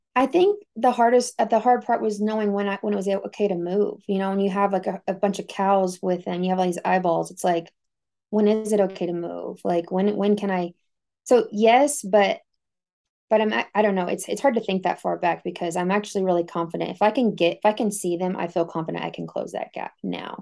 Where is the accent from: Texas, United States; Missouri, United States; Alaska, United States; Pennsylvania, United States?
Texas, United States; moved away as an adult; I came from Texas